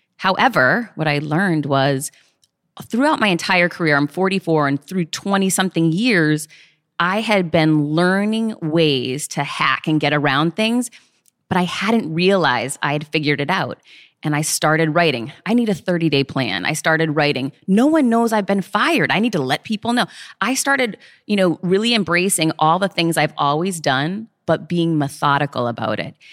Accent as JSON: {"language": "English", "town": "Worcester", "region": "Massachusetts", "country": "United States", "tie": "born or raised there", "said": "I grew up poor in Worcester, Mass"}